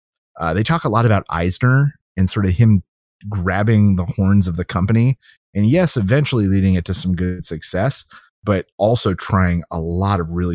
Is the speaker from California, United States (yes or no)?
no; Orlando, Florida, United States; born or raised there